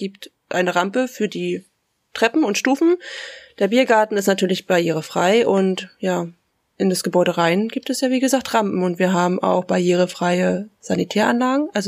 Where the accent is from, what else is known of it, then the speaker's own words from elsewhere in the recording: Fürstlich Drehna, Brandenburg, Germany; moved away as an adult; now in Vorpommern-Greifswald, Germany; in meinem Heimatdorf Fürstlich Drehna im schönen Randspreewald